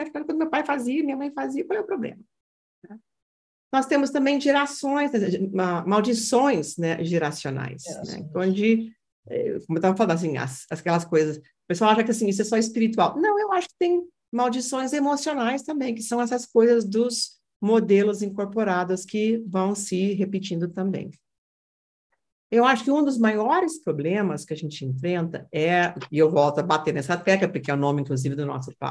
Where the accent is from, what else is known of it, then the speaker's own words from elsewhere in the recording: Brazil; Eu não falo mais que eu sou brasileira, não.